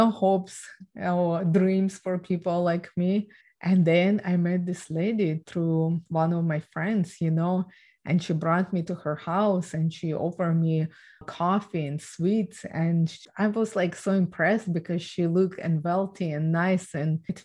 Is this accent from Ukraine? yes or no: yes; Ukraine; I was born and raised in Ukraine